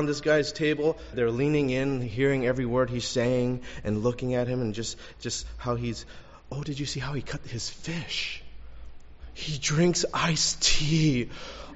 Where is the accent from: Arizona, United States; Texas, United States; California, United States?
California, United States; Los Angeles; also born or lived in La Puente; I grew up in Elysian Park in L.A. Went to school in La Puente